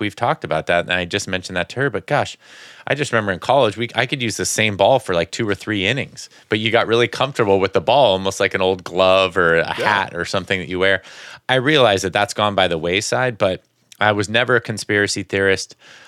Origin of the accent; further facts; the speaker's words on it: California, United States; I grew up in the Bay Area Giants fan.